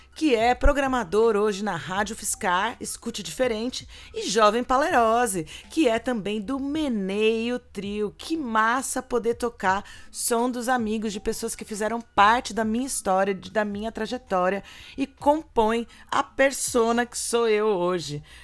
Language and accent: Portuguese; São Carlos, São Paulo, Brazil; aqui em São Carlos, na minha cidade natal